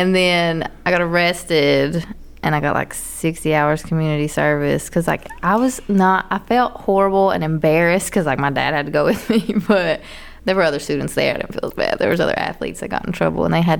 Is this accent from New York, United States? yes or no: no; near Pikeville, Kentucky, United States; moved away as an adult; also born or lived in Lexington, Kentucky / Georgia; I was in Pikeville and I had to go back home, which is like 45 minutes away, but still in the middle of fucking nowhere.